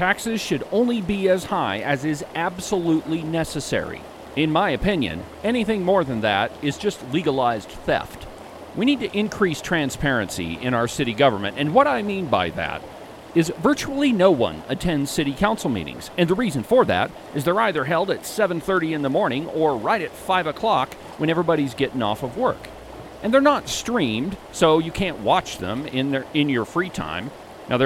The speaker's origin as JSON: {"language": "English", "town": "Buffalo", "region": "Wyoming", "country": "United States", "tie": "born or raised there", "also_born_or_lived": "Virginia", "moved": "as an adult", "said": "I grew up in Buffalo and graduated from Buffalo High School in 1997"}